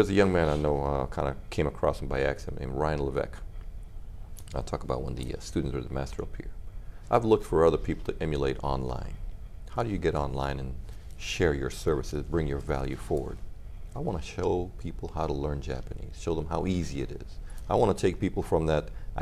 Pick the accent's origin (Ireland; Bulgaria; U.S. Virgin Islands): U.S. Virgin Islands; Oh, I grew up in the Virgin Islands, and everywhere I went, someone was speaking a different language.